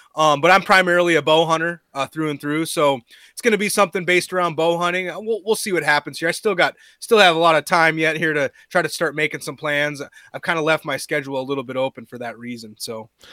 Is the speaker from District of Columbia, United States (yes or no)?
no; Minnesota, United States; growing up in Minnesota